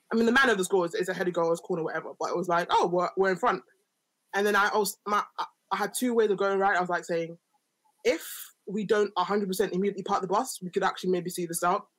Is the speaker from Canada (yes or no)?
no; Nigeria; I'm Nigerian